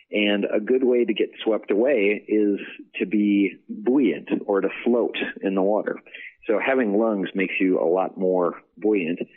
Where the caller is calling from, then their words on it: Annandale, Virginia, United States; I'm calling from Annandale, Virginia.